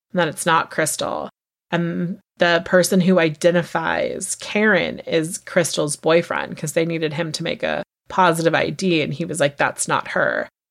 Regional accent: United States; we as Americans

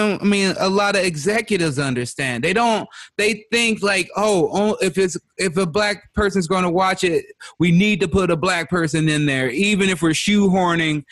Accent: Chicago, Illinois, United States; I was growing up in Chicago

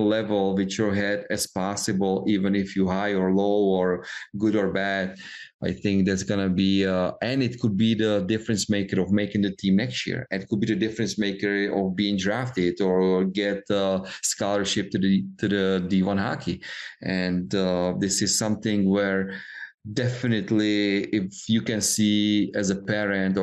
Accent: Czechia; moved away; we grew up in Czech Republic

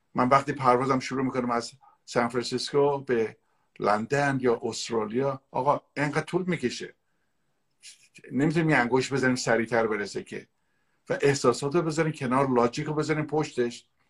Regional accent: Iran; moved away as an adult; also born or lived in San Francisco; now in United States; من هجده سالگی از ایران اومدم بیرون

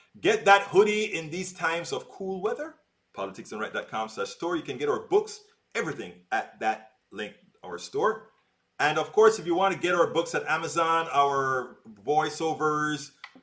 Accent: Panama; moved away; I grew up in Panama with Al Rose

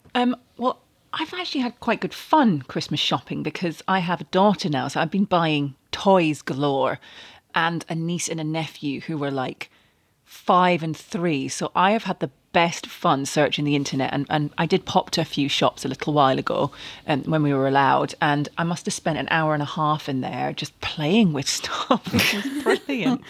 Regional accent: Manchester, North West England, United Kingdom; I was born in Manchester. One of the rare people to be a Manchester United fan from the city

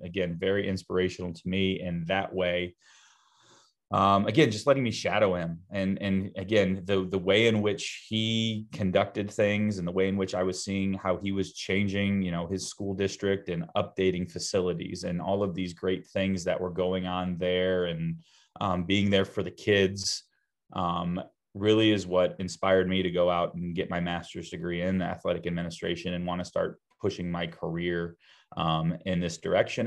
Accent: Sandusky, Ohio, United States; I grew up in Sandusky, Ohio, so that's right up on Lake Erie.

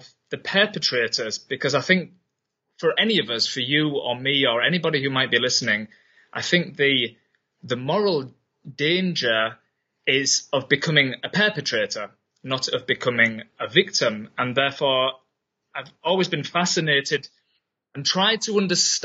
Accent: Yorkshire and the Humber, United Kingdom; moved away as an adult; also born or lived in Berlin, Germany; now in Germany; I'm originally from England, from Yorkshire

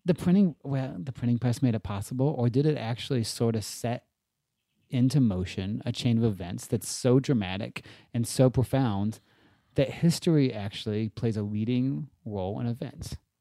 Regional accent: Japan; I grew up in Japan

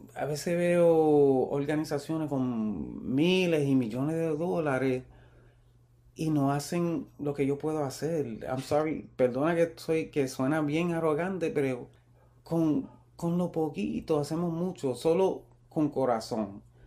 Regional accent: Puerto Rico; now in California, United States; yo soy boricua

